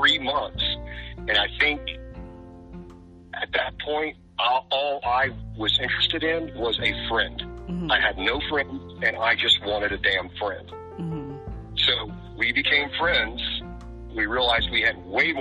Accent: the South, Southern United States, United States; I'm a Southerner. So I was raised to be a Southern gentleman.

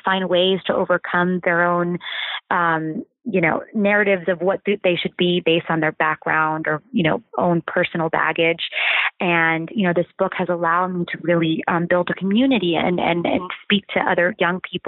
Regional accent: Ohio, United States; growing up in Ohio and like in the small town that I did

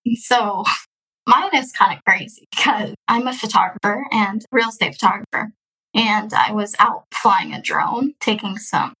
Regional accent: Houston, Texas, United States; also born or lived in Russia; I'm from Houston, Texas. Been here since I was adopted, which I was adopted in the year of 20, 2002

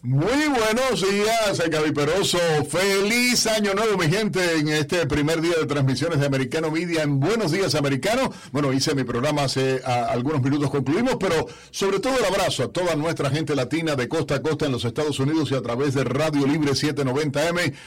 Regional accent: Cuba; now in United States; como periodista, como cubano, como estadounidense

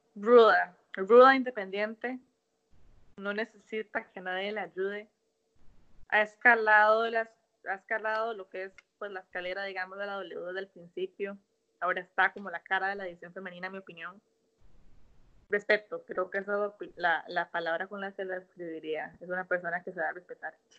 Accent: Costa Rica; moved away as an adult; now in United States; por ser criada en una cultura tan bonita

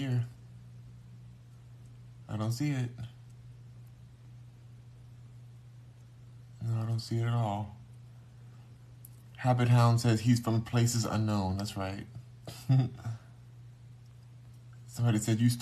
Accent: Los Angeles, California, United States; I'm from Los Angeles

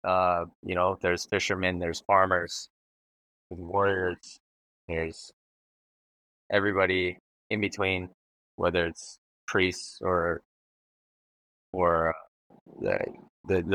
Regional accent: Oahu, Hawaii, United States; I have been born and raised on Oahu in Hawaii.

